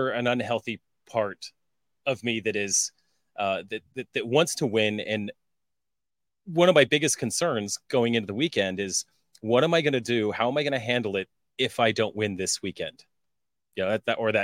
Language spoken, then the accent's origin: English; Colorado, United States; moved away; I was from Colorado.